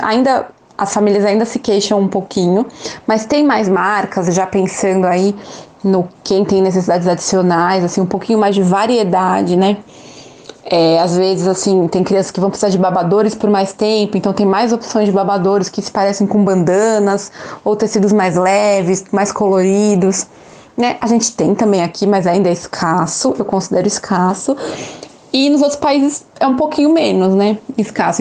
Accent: São Paulo, Brazil; now in Aracaju, Brazil; nasci em São Paulo, moro aqui em Aracaju

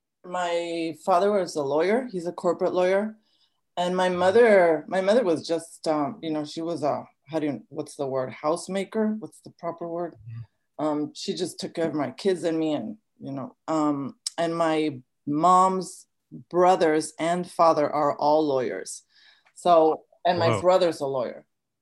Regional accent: San Diego, California, United States; born there; Yeah, I was born in San Diego, as a lot of people unknowingly to a lot of Americans like cross the border to be born here.

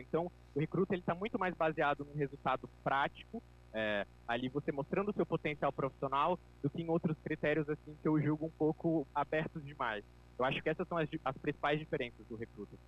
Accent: João Pessoa, Paraíba, Brazil; eu sou aqui de João Pessoa, na Paraíba

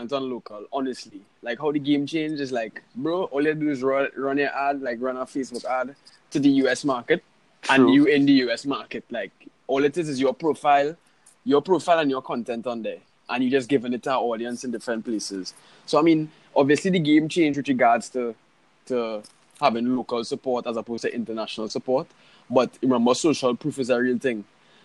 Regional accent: Trinidad & Tobago; soca is our genre of music. because it originated from here

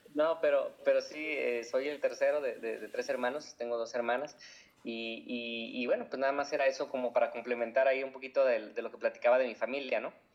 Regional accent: Guadalajara, Jalisco, Mexico; soy de Guadalajara, Jalisco, eh, aquí en México, y pues yo nací y crecí en una familia católica

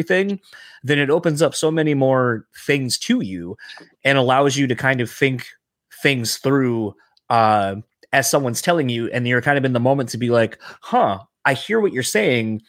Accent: Delaware, United States; now in Midwest, United States; I grew up in Delaware

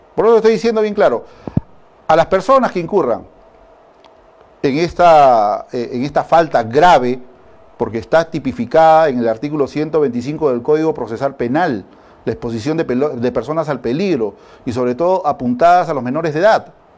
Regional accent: Peru

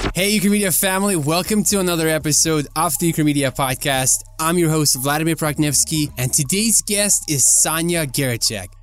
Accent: Ukraine; moved away; my country, Ukraine

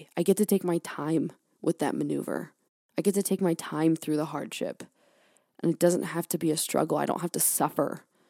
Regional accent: California, United States; now in Maine, United States; I'm from California, born and raised. I've been in Maine for, like, almost 4 years now.

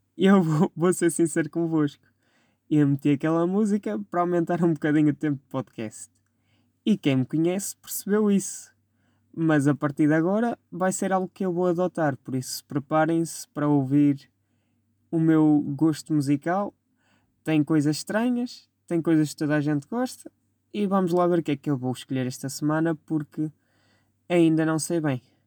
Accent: Vila Maior, Portugal; Clube da minha terra, por quem eu tinha muito carinho, o Vila Mairense, que pertence à freguesia de Vila Maior. Minha terrinha, meu amor

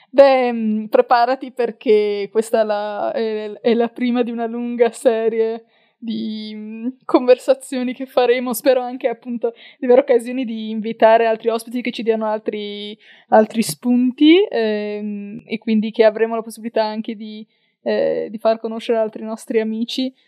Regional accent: Verona, Valpolicella, Veneto, Italy; Io sono di Verona, eh, quindi, eh, eh, anzi della Valpo, quindi fianco e sassi, si direbbe dalle mie parti

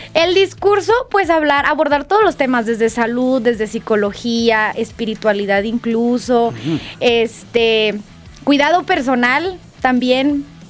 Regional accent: Guadalajara, Jalisco, Mexico; yo soy de Guadalajara, me encanta mi ciudad

